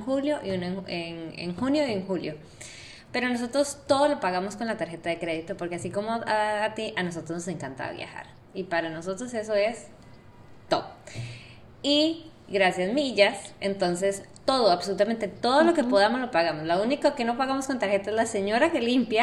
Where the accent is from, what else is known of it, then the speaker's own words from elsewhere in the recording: Costa Rica; now in Panama; yo soy de Costa Rica